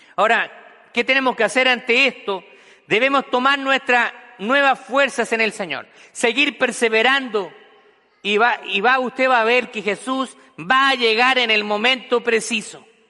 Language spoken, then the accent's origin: Spanish; Chile; moved away as an adult; en mi país natal, que es Chile